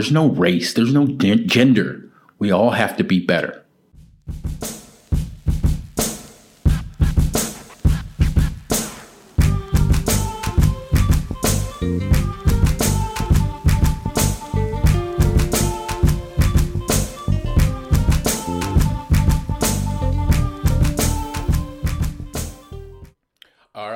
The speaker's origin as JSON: {"language": "English", "country": "United States", "said": "I'm American."}